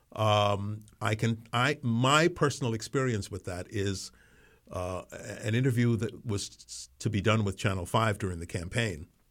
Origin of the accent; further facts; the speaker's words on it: New York City, New York, United States; also born or lived in Colón, Panama; I, I grew up, uh, in New York City, although I wasn't born there. Um, I was born in, uh, Cullen, Panama